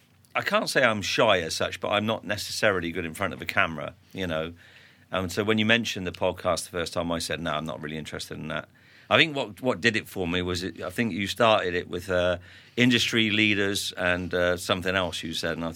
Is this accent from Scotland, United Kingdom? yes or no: yes; Hawick, Scotland, United Kingdom; I was born in Scotland. You know. They can't usually pick that up from my accent in Fairness, and I was born in Hoyk, so I'm a Borders lad